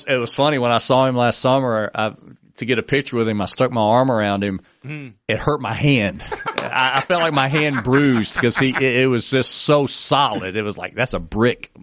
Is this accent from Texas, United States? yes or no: yes; Texas, United States; now in Florida, United States; I moved to Florida. I'm a Texan